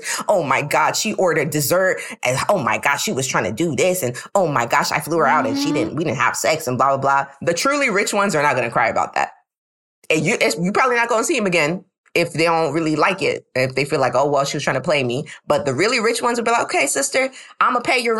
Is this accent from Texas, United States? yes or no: yes; Houston, Texas, United States; now in Brooklyn, United States; I'm from Houston, Texas, H-Town